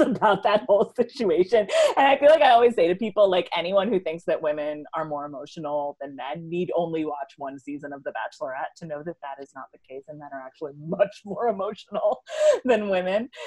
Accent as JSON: {"language": "English", "town": "New York City", "region": "New York", "country": "United States", "tie": "born or raised there", "said": "I grew up in and around New York City."}